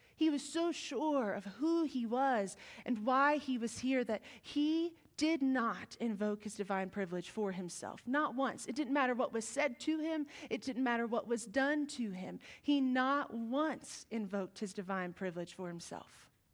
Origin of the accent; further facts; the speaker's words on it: West Virginia, United States; We are from West Virginia.